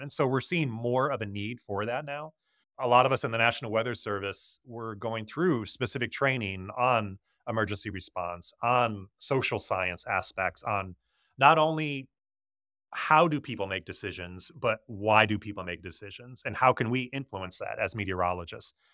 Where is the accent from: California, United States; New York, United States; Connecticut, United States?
Connecticut, United States; now in Tampa Bay, United States; I grew up in Connecticut